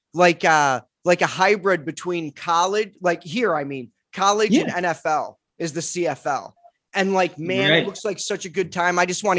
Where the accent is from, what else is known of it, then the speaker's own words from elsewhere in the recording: Detroit, Michigan, United States; I grew up in Detroit.